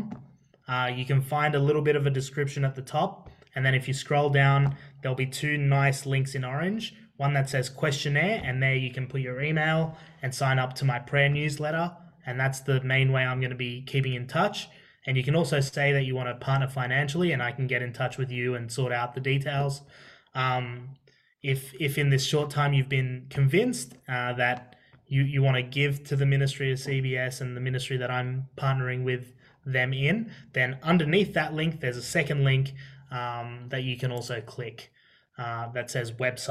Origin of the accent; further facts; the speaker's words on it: Australia; first language Arabic; English is a second language; Both my parents are from Syria, and they both migrated here. I'm first generation Australian, and I can speak Arabic. I learned Arabic as my first language